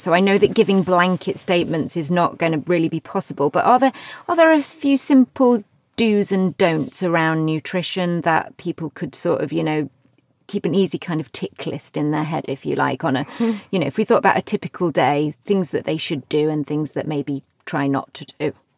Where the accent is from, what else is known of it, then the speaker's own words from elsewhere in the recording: United Kingdom; I'm very British